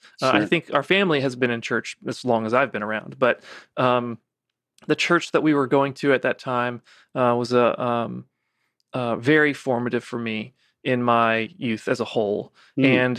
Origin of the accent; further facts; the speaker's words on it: Savannah, Georgia, United States; Yeah, I grew up in Savannah, actually.